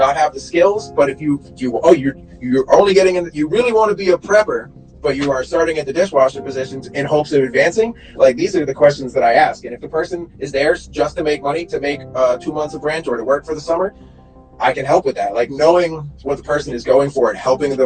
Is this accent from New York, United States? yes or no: yes; New York, United States; I'm from New York